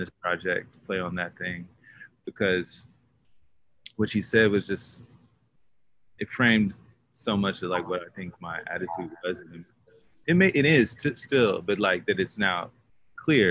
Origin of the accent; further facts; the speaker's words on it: Dallas, Texas, United States; moved away; I'm from Dallas, Texas, originally, born and raised there. Um, but now I'm nomadic.